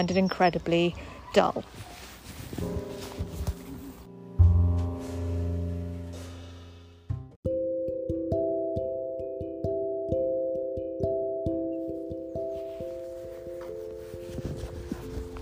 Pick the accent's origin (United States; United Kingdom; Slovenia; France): United Kingdom; England; now in London, United Kingdom; we as English people